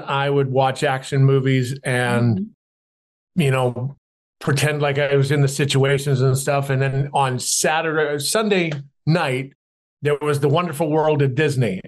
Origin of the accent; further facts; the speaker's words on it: Canada; Growing up in Canada, I was a tall, skinny kid, glasses, braces, slightly dyslexic